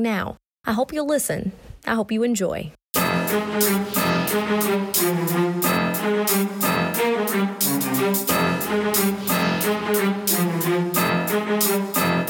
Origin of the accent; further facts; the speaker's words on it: Illinois, United States; my home state of Illinois